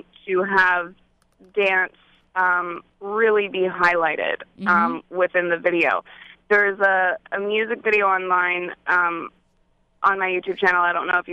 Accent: Silicon Valley, the Bay Area, California, United States; I am from Silicon Valley, the Bay Area, and my mom had three dance studios out there. So I grew up in the performing arts

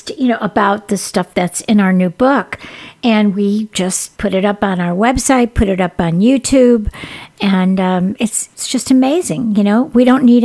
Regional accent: Chicago, Illinois, United States; I grew up in the Chicago area

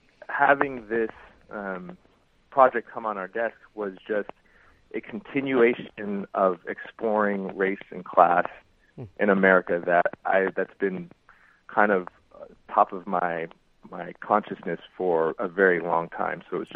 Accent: Seattle, Washington, United States; I'm from Seattle. For me, growing up mixed race

